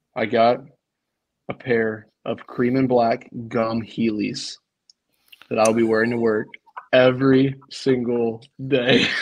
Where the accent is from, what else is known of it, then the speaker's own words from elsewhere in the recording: close to Wilmington, North Carolina, United States; now in Nashville, United States; I'm from North Carolina, so I'm a big Tar Heels guy.